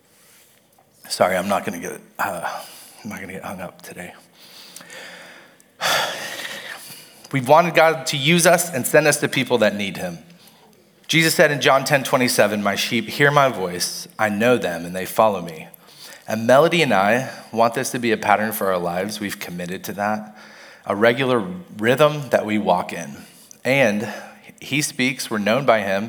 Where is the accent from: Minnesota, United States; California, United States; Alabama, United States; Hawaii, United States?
Alabama, United States; Mobile; I was born in Mobile, Alabama, and I went to Charles Simpson's church for as long as I can remember